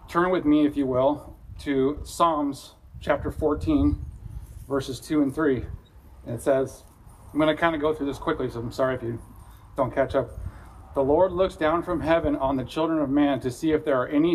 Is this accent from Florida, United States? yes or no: no; California, United States; accent: California; my California accent